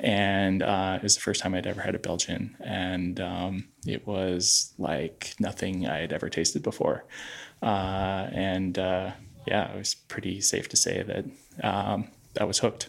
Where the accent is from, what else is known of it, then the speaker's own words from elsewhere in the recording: Michigan, United States; now in Portland, Maine, United States; I grew up in Michigan